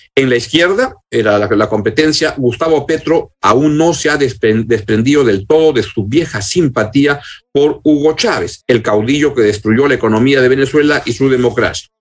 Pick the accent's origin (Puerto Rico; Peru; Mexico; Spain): Peru; porque somos peruanos